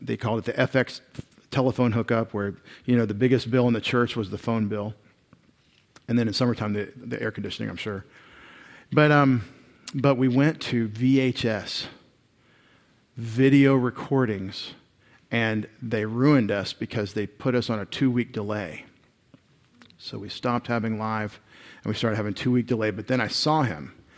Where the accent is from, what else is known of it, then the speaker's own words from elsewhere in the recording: Longview, Texas, United States; I grew up in Long View, Texas.